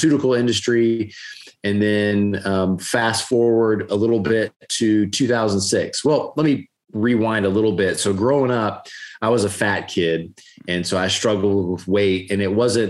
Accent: Gainesville, Florida, United States; growing up in Gainesville, that's where I grew up

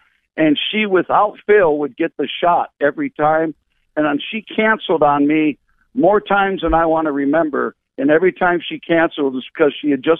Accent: Michigan, United States; moved away as an adult; I grew up in Michigan, but I left when I was about 18.

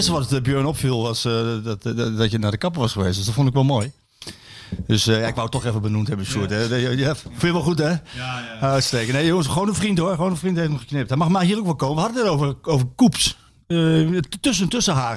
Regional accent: Deventer, Overijssel, Netherlands; ik kom dan uit Deventer

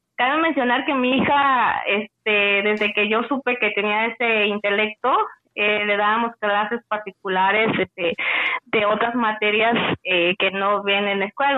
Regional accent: Tuxtla Gutiérrez, Chiapas, Mexico; yo soy de Tuxtla Gutiérrez, del estado de Chiapas.

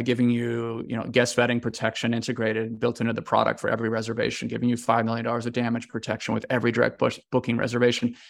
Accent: United States; moved away as an adult; also born or lived in China; now in Italy; I'm American

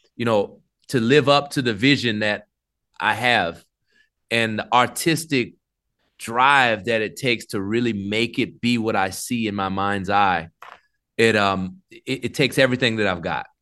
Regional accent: New Orleans, Louisiana, United States; I grew up in New Orleans

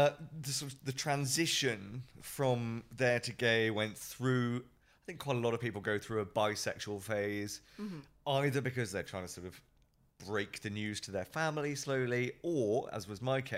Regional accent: United Kingdom; moved away as an adult; now in Hong Kong; I'm from the UK, brought up just outside of London, moved to Hong Kong 3.5, nearly 4 years ago for work

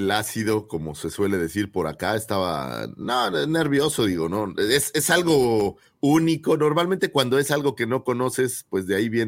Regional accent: Naucalpan, State of Mexico, Mexico; de donde yo soy, que es ciudad satélite, un lugar en la Ciudad de México, hay una raza que le llaman sateluco, de la cual yo provengo

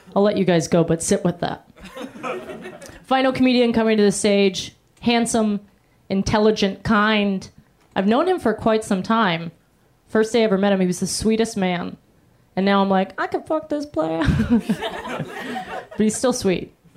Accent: Florida, United States; I'm from Florida too.

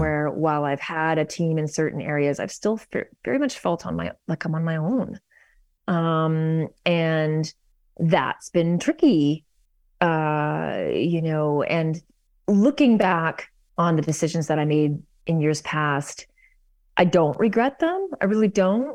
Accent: Vancouver, British Columbia, Canada; moved away as an adult; also born or lived in New York; now in Toronto, Canada; I grew up in Vancouver

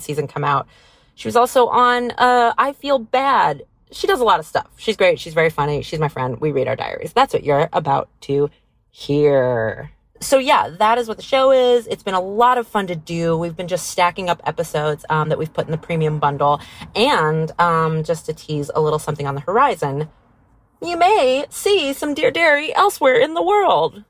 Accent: Vacaville, California, United States; I grew up in Vacaville, California.

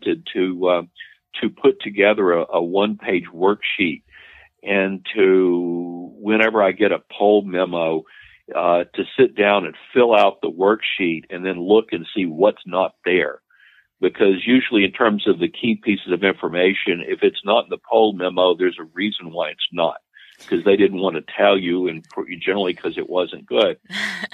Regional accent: Louisiana, United States; Louisiana is my home state

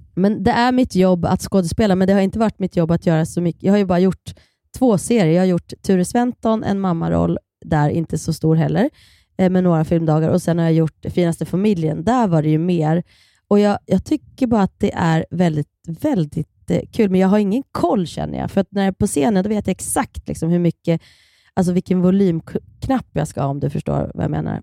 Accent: Kilafors, Gävleborg County, Sweden; Vi är uppvuxen på samma eh, lilla eh, ort, Kilafors i Hälsingland

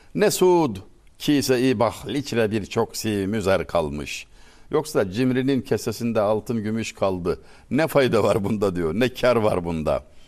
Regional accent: Denizli, Turkey; Ben Denizliliyim

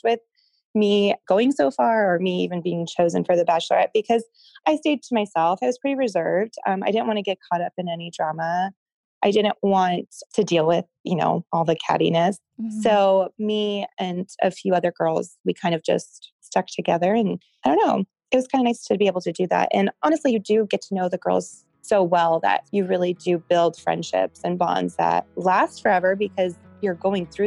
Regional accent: Denver, Colorado, United States; moved away as an adult; also born or lived in California; I grew up in Denver, but I left Denver right out of high school to go to California for school

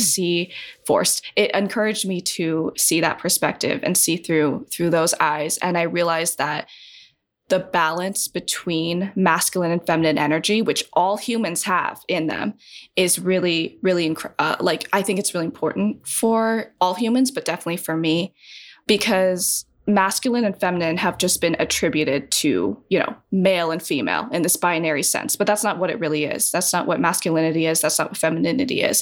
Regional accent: Wyoming, United States; also born or lived in China; white people who I grew up with in Wyoming

